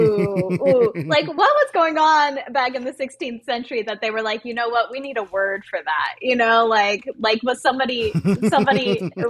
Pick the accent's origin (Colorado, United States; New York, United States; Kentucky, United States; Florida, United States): Florida, United States; Southwest; now in Los Angeles, United States; I'm from the South